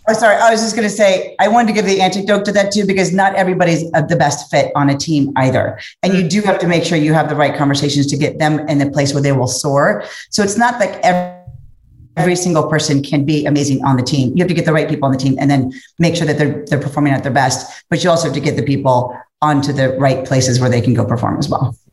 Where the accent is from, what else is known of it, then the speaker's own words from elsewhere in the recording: Cincinnati, Ohio, United States; I come from Cincinnati, Ohio, Midwest